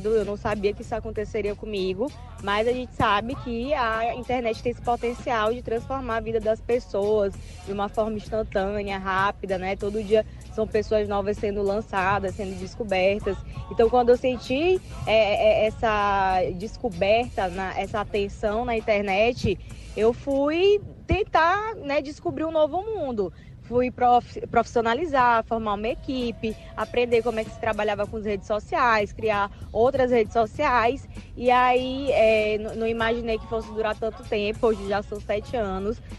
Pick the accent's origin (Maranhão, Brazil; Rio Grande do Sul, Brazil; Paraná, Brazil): Maranhão, Brazil; cultura maranhense e que ao mesmo tempo fosse beneficente, né? Retornando isso para a sociedade do, da minha terra.